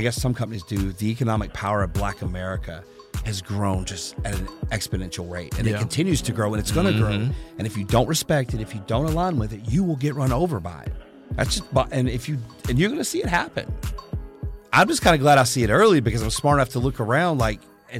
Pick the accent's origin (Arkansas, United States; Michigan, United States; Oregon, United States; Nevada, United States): Arkansas, United States; Harrison; Arkansas. Harrison, Arkansas.